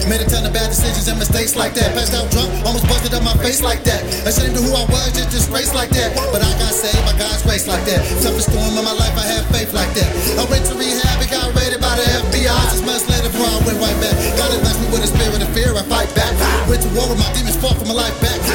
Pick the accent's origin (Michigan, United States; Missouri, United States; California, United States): California, United States; Sacramento; I'm from Sacramento, that is not the bait. Put some respect on my city